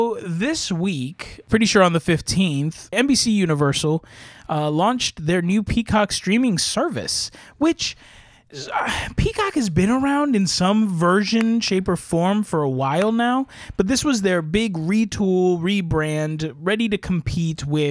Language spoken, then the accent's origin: English; Puerto Rico; moved away; also born or lived in California; Not being from California, but I'm from Puerto Rico. I am from an actual rainforest, tropical jungle of an island